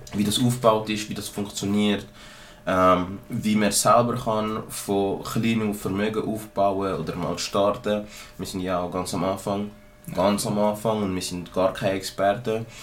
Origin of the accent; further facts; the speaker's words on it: Zurich, Switzerland; ich bin ein Zürcher aus einer kleinen Gegend und ich habe schon immer so gesprochen